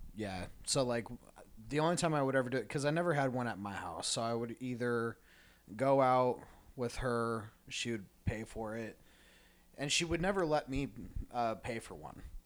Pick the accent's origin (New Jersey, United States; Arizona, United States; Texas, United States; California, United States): Arizona, United States; Tucson; growing up in Tucson